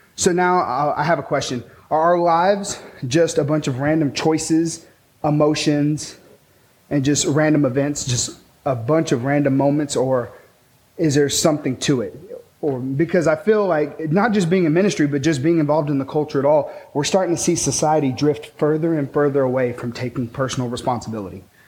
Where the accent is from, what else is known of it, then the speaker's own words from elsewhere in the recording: Pecos, Texas, United States; also born or lived in Taylor, Texas; I grew up in Pecos, Texas, uh, where there's like cantaloupe and tumbleweeds and dirt and oil.